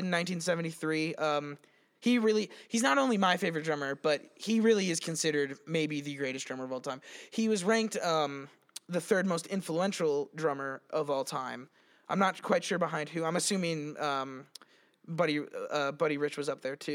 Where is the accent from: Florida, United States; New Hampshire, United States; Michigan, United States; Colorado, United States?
Colorado, United States; we're from Colorado